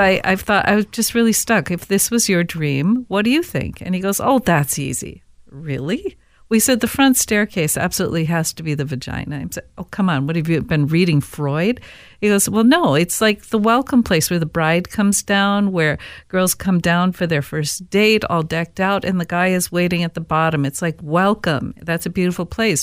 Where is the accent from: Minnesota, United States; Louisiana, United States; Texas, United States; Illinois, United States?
Minnesota, United States; Saint Paul; growing up in Saint Paul